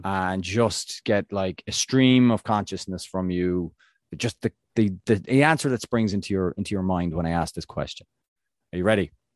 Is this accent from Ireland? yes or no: yes; Ireland; I'm Irish